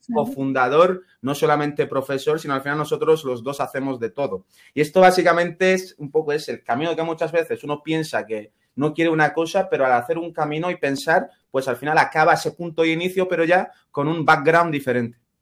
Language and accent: Spanish; Ceuta, Spain; first language Spanish; moved away as an adult; now in Granada, Spain; en mi caso somos, de Ceuta